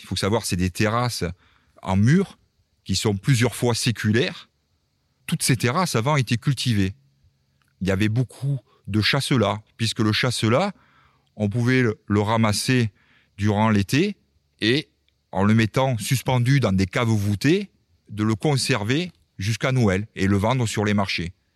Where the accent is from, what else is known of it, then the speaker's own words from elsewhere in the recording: Béziers area, Occitania, France; accent: southern; also born or lived in Cévennes / Montpellier; je suis arrivé dans le Biterrois dans les années 70, hein, puisque mes parents étaient, ont été mutés dans le Biterrois. Donc c'est pour ça que j'ai pris un peu cet accent euh, du sud